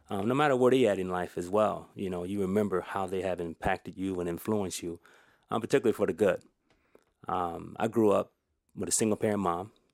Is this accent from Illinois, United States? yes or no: yes; Elgin, Illinois, United States; I'm an Elgin knight, you know, so I was, wasn't born in Elgin, but I was raised in Elgin all of my life.